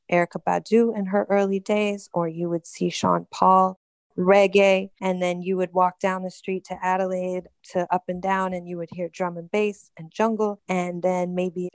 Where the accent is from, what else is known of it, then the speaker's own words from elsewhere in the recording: Toronto, Ontario, Canada; also born or lived in a small town (hometown, unnamed); I spent my teen years and early 20s in Toronto